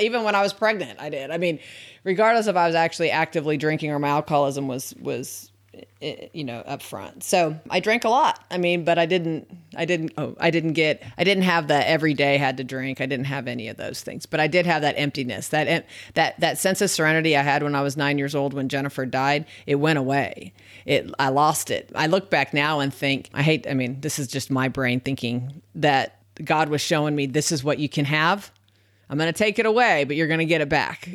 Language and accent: English; Tempe, Arizona, United States; I was raised in Arizona. I lived kinda on the Scottsdale, Tempe border back in the seventies, um, well, all the way actually through college